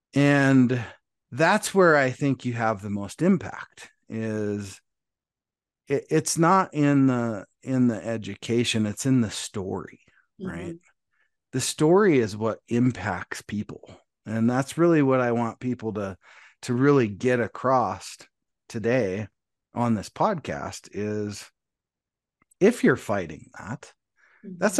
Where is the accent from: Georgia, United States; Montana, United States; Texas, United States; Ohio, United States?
Montana, United States; moved away; all the way from Montana, my home state